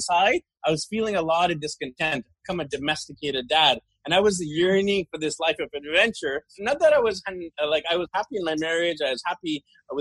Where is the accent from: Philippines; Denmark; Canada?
Canada; Vancouver, British Columbia; moved away as an adult; I'm from Vancouver, BC, Canada, in Indian ethnicity, but born and raised there. I grew up there, graduated from high school there, university there